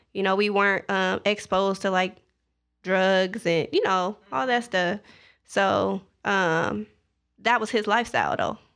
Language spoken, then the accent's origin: English; Zion, Illinois, United States; moved away as an adult; also born or lived in Edwardsville, Illinois / Atlanta, Georgia; I am from Zion, Illinois